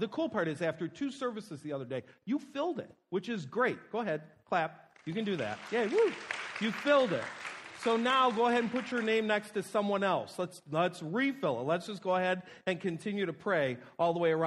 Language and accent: English; Buffalo, New York, United States; moved away; I'm a kid from Buffalo